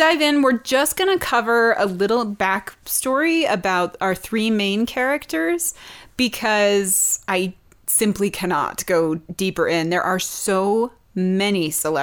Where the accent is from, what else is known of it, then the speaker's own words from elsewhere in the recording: Montana, United States; I'm from Montana.